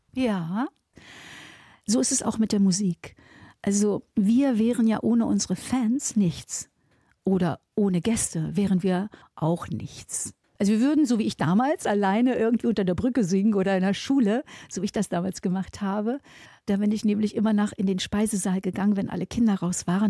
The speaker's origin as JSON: {"language": "German", "region": "Saxony-Anhalt", "country": "Germany", "tie": "born or raised there", "moved": "yes", "lives_now": "Moers, Germany", "said": "ich komme ja aus Sachsen-Anhalt"}